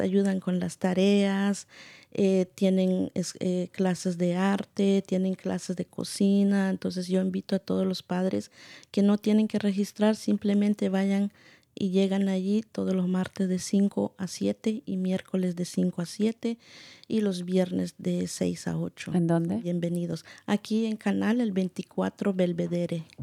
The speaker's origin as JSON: {"language": "Spanish", "country": "Guatemala", "tie": "born or raised there", "moved": "yes", "lives_now": "United States", "said": "soy originaria de Guatemala"}